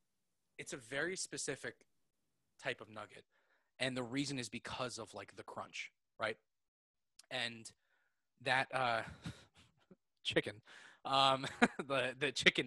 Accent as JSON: {"language": "English", "town": "White Plains", "region": "New York", "country": "United States", "tie": "born or raised there", "said": "I mean, I grew up in Westchester County, so White Plains. Right. You know, White Plains. White Plains is where I grew up, basically."}